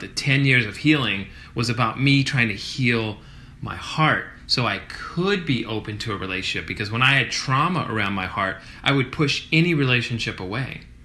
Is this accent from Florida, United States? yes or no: no; Kenner, Louisiana, United States; a rest stop off Interstate 10 gotcha. in Kenner, Louisiana, where it was like track homes